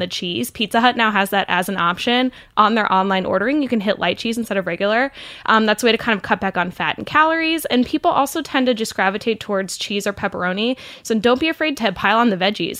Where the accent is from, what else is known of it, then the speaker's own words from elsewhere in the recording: Saint Louis area, Southern Illinois, United States; moved away; also born or lived in Missouri; I'm from Illinois, um, I'm from the Saint Louis area, so I claim Missouri and Illinois, kind of both as my home states